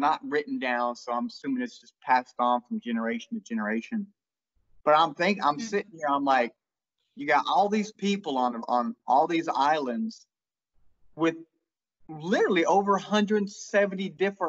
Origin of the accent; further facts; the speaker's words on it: England, United Kingdom; I'm obviously English.